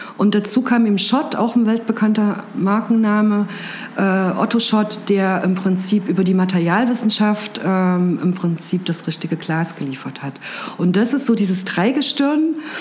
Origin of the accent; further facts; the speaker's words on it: Gera, Thuringia, Germany; now in Jena, Germany; bin aufgewachsen in Gera